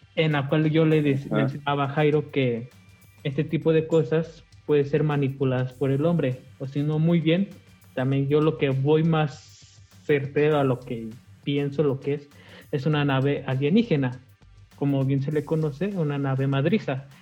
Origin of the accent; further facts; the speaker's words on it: Guanajuato, Mexico; somos de aquí de Guanajuato